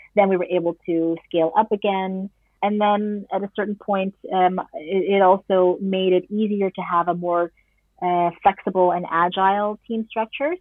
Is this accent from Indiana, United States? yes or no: no; New York City, New York, United States; moved away as an adult; now in Netherlands; I am uh, an expat born and raised in New York City